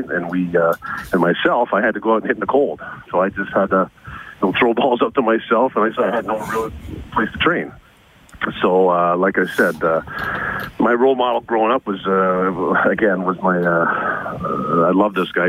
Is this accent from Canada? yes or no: yes; Scarborough, Ontario, Canada; now in Edmonton, Canada; I grew up in Scarborough, Ontario, Canada